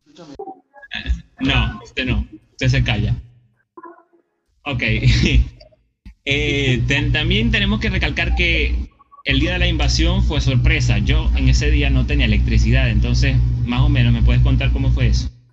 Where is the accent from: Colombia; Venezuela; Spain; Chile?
Venezuela; nosotros los venezolanos